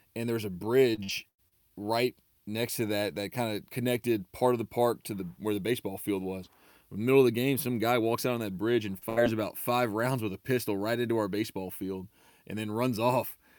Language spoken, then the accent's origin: English; Baton Rouge, Louisiana, United States; moved away as an adult; also born or lived in Texas; went to Southern University for a year, which is in my hometown of Baton Rouge